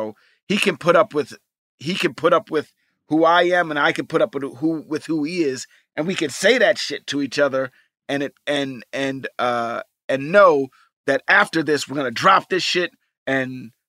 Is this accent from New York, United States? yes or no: yes; New York, United States; he grew up in Jersey and I grew up in New York, it's very close and similar, but we have kind of the same upbringing.